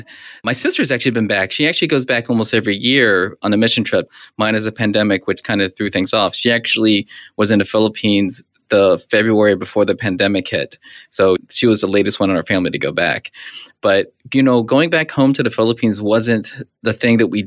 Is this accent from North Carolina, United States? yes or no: yes; Charlotte, North Carolina, United States; now in Miami, United States; I'm from Charlotte, North Carolina